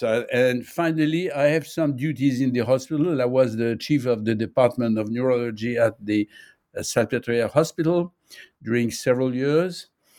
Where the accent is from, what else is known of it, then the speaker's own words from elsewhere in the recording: Nice, Provence-Alpes-Côte d'Azur, France; born there; English is a second language; now in Paris, France; I was born in Nice. I'm living in Paris.